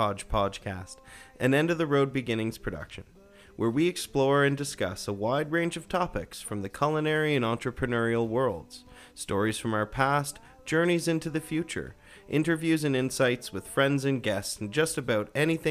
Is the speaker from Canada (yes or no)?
yes; Halifax, Nova Scotia, Canada; moved away as an adult; also born or lived in northern Manitoba; now in Calgary, Canada; I grew up in Halifax.